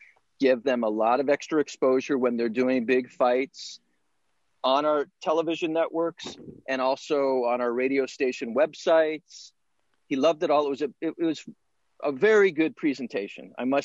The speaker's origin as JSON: {"language": "English", "town": "Monterey Park", "region": "California", "country": "United States", "tie": "born or raised there", "said": "I grew up in Monterey Park, California, which is just one city away from East LA."}